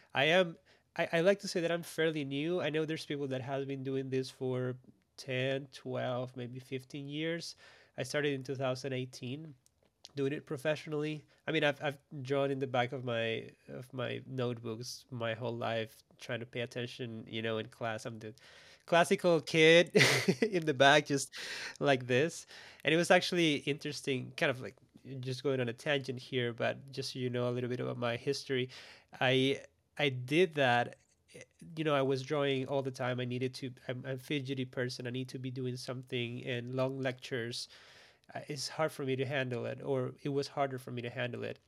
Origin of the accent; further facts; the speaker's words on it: Costa Rica; born and raised in Costa Rica